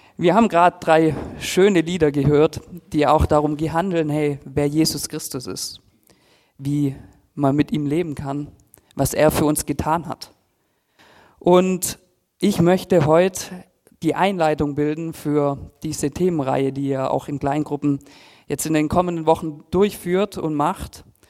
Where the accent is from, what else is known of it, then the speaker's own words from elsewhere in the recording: Filderstadt, Baden-Württemberg, Germany; ich komme aus Filderstadt Silming, bin dort eigentlich groß geworden und aufgewachsen